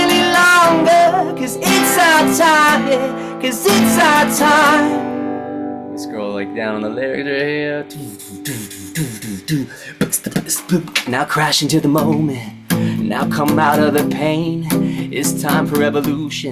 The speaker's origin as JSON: {"language": "English", "region": "Maryland", "country": "United States", "tie": "born or raised there", "moved": "as an adult", "lives_now": "Los Angeles, United States", "said": "We grew up on the East Coast together in Maryland"}